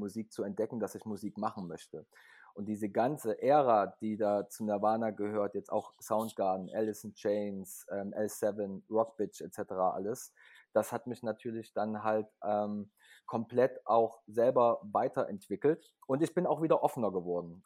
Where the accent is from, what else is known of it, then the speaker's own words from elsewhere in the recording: Leipzig, Saxony, Germany; Ich komme aus Leipzig, bin auch geboren in Leipzig.